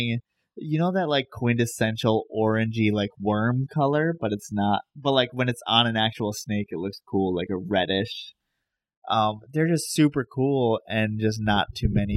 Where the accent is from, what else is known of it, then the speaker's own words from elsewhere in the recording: Dutchess County, New York, United States; moved away; I'm from Dutchess County